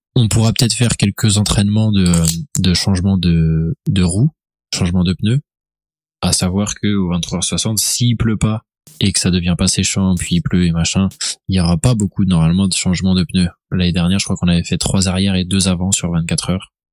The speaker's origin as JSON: {"language": "French", "town": "Laval", "region": "Pays de la Loire", "country": "France", "said": "je viens de Laval"}